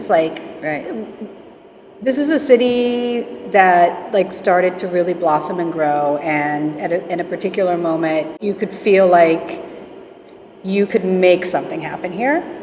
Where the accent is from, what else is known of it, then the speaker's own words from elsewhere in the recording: Florida, United States; But where I grew up was in Northwest Aid, um, actually pretty close to the Broward County border